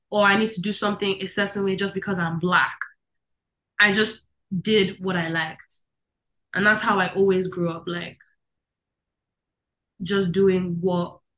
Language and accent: English; Netherlands; I think I remember so much of my life in the Netherlands. So much of it. And who I was. Um, it's a very liberal place.